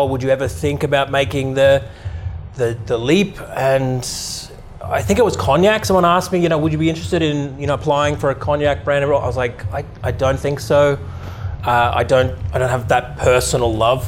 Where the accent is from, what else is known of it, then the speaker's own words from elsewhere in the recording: Australia; moved away as an adult; also born or lived in Ottawa, Canada / London / Ireland; I grew up in Australia